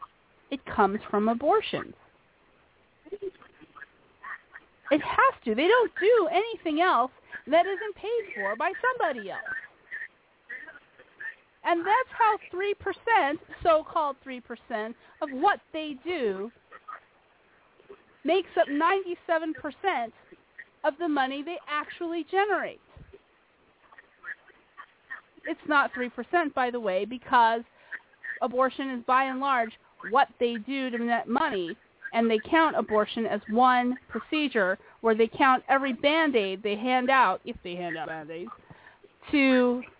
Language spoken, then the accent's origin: English; Phoenix, Arizona, United States; my home in Phoenix, my hometown home